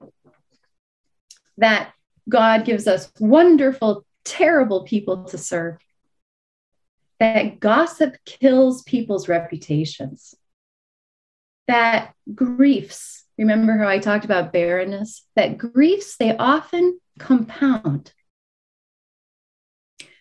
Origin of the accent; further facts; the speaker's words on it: Illinois, United States; moved away as an adult; also born or lived in Dallas, Texas; I'm born and raised in Illinois.